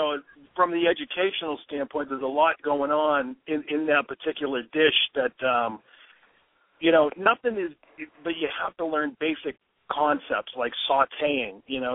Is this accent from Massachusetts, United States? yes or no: yes; Waltham, Massachusetts, United States; In my hometown, Waltham, we have a restaurant called the Chateau